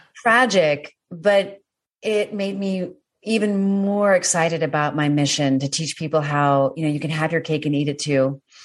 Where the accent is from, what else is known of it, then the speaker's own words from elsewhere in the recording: Washington, District of Columbia, United States; moved away; coming from the East Coast, yeah. Washington D.C. also beautiful, but you know it, we had winter